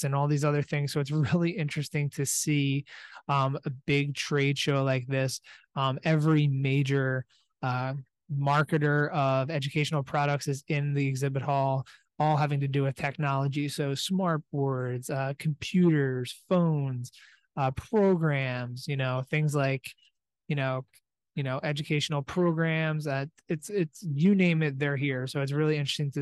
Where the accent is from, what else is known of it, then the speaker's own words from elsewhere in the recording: Allentown, Pennsylvania, United States; here from the Philadelphia Convention Center, about an hour south of Allentown. So in my hometown, so it's nice to be able to come back home